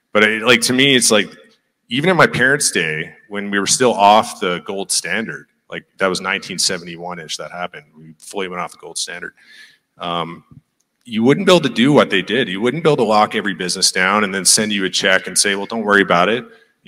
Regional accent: Newfoundland and Labrador, Canada; You know, like I said, I was from Newfoundland.

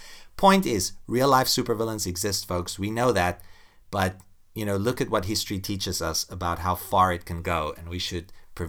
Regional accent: South Africa; I mean, I'm from South Africa.

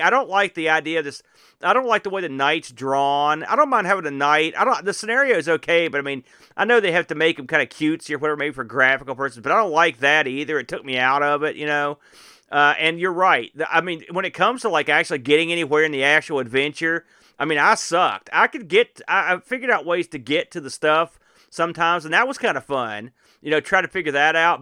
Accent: United States; as an American

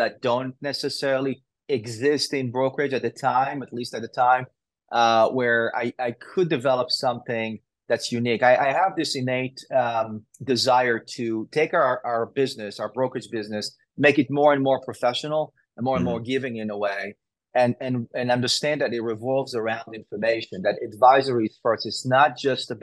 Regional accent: Israel; moved away as an adult; I grew up in Israel.

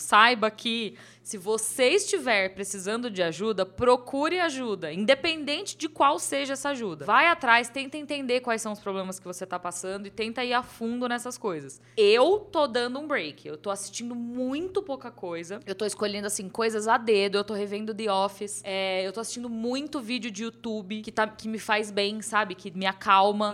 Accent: São Bernardo do Campo, São Paulo, Brazil; now in São Paulo, Brazil; Quando eu era criança, eu morava em São Bernardo, né? Eu não morava aqui em São Paulo. E hoje eu moro aqui em São Paulo.

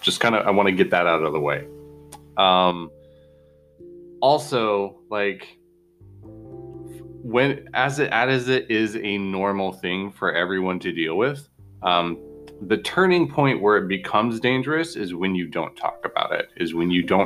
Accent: Bozeman, Montana, United States; I grew up in Bozeman, Montana

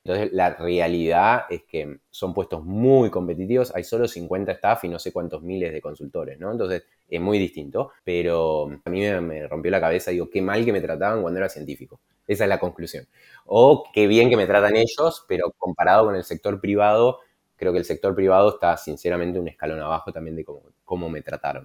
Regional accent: Argentina; moved away as an adult; also born or lived in Germany; siendo argentino

